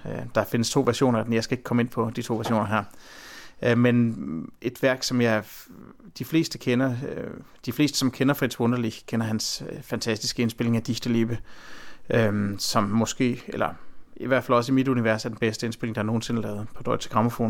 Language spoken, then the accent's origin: Danish; Herning, Central Denmark Region, Denmark; min egen baggrund er jo, at jeg er født i Midtjylland, og det er et område øh, omkring Herning